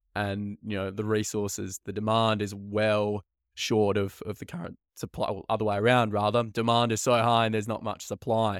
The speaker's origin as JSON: {"language": "English", "town": "Perth", "region": "Western Australia", "country": "Australia", "tie": "born or raised there", "said": "born and bred in Perth"}